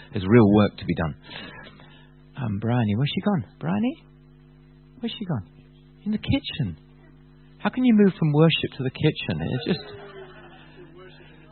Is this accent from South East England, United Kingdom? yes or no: no; Bath, South West England, United Kingdom; I come from Bath.